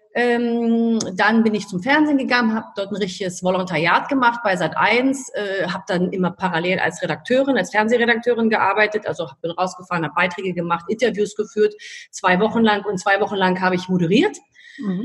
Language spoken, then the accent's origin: German; Berlin, Germany; Ich lebe in Berlin. Ich liebe Berlin. Ich bin eine echte Berlinerin.